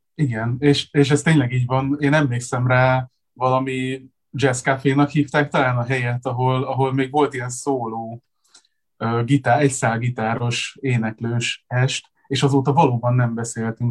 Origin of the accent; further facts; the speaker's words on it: Zalaegerszeg, Zala, Hungary; mind a ketten Zalaegerszegről, ö, származunk, ugyanabban az évben születtünk